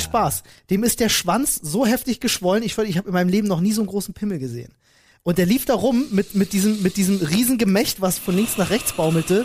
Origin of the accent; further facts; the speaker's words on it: Berlin, Germany; ich bin äh, geboren in Berlin-Neukölln und dort auch aufgewachsen, 18 Jahre lang.